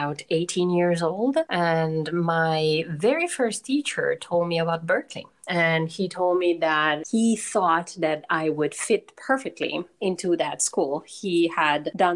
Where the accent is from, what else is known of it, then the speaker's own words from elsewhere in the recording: Turin, Piedmont, Italy; moved away as an adult; in Torino, in my hometown in Italy